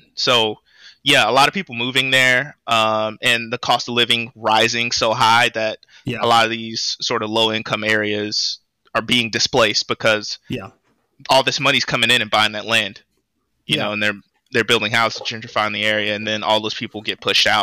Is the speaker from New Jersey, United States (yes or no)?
no; Austin, Texas, United States; born and raised here